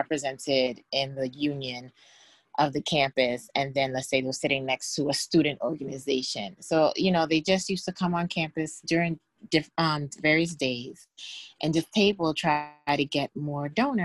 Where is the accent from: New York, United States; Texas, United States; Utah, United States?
New York, United States; I am from New York, Bronx, New York